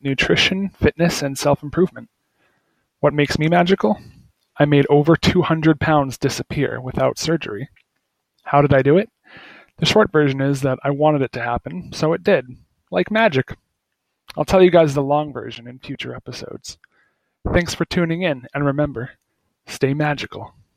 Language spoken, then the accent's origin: English; Hawaii, United States; I'm 30 years old, I'm from Hawaii